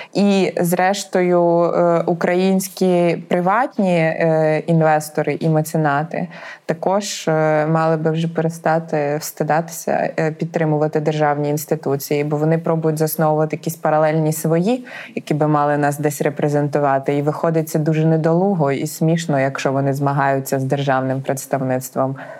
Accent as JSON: {"language": "Ukrainian", "region": "Poltava Oblast", "country": "Ukraine", "said": "я з Полтавщини"}